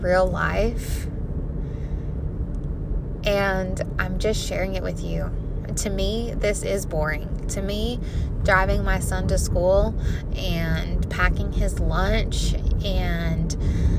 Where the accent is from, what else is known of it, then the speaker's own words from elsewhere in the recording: Missouri, United States; I'm from Missouri